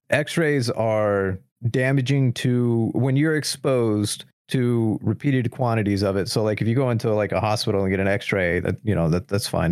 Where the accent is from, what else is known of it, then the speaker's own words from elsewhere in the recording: United States; as an American